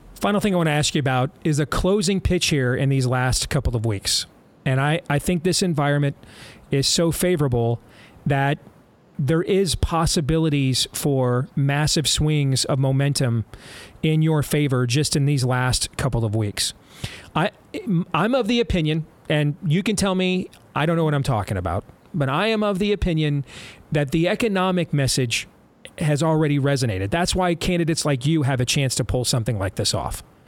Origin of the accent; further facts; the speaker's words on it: Michigan, United States; I grew up in Michigan